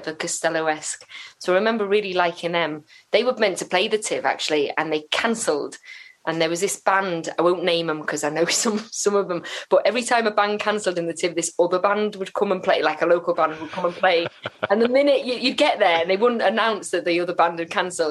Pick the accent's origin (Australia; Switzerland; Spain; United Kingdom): United Kingdom; Flintshire, Wales; I'm from Flintshire